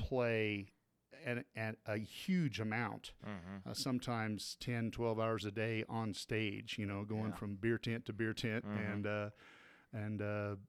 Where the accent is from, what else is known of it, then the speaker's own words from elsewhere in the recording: Wichita, Kansas, United States; moved away as an adult; also born or lived in Lindsborg, Kansas / Heidelberg, Germany; I grew up in Kansas. Born in a tiny little town called Lindsberg, Kansas